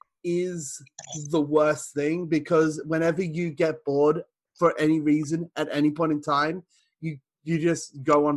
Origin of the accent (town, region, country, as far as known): Australia